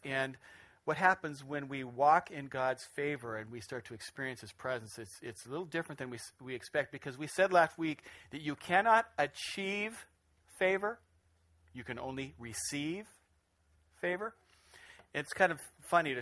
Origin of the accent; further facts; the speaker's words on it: Spokane, Washington, United States; moved away; I grew up in Spokane